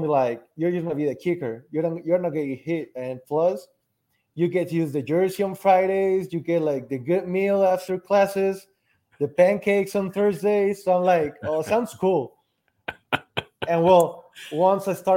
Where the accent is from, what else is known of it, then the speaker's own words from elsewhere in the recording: Aguascalientes, Mexico; I was born here in Aguascalientes, Mexico